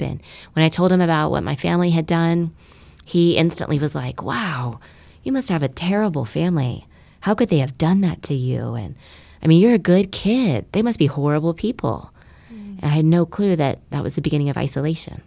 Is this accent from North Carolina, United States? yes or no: no; Keller, Texas, United States; also born or lived in Dallas, Texas; I was born in Dallas, Texas. My family moved to Keller, which is a small, safe, quiet suburb of Fort Worth when I was five years old